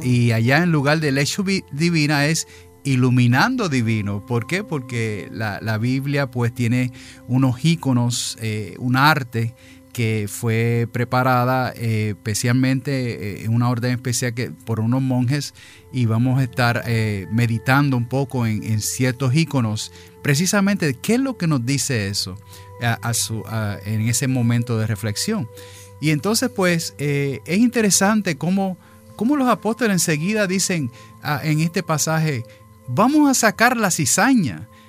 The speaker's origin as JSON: {"language": "Spanish", "region": "New York", "country": "United States", "tie": "born or raised there", "moved": "yes", "lives_now": "Florida, United States", "said": "yo también pues soy allá, nacido allá, en esa metro por allá, de padres puertorriqueños"}